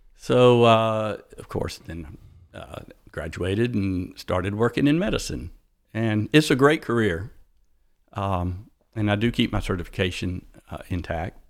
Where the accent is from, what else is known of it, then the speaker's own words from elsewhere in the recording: East Point, Georgia, United States; I was born in East Point, Georgia.